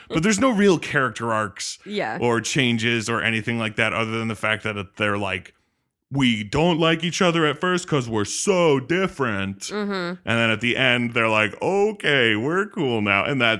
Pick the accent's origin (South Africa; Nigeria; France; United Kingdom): France; now in California, United States; And we grew up in France and then moved to California.